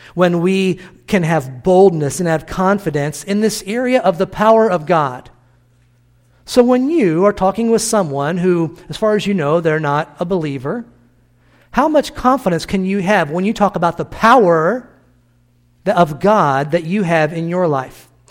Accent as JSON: {"language": "English", "region": "Illinois", "country": "United States", "tie": "born or raised there", "moved": "yes"}